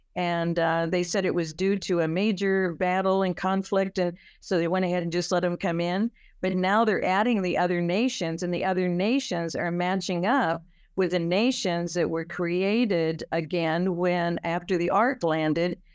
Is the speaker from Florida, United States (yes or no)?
no; California, United States; I'm from California